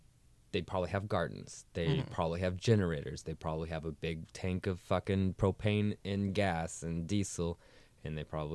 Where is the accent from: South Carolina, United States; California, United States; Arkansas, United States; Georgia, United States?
California, United States; Auburn; also born or lived in Sacramento; I'm from Auburn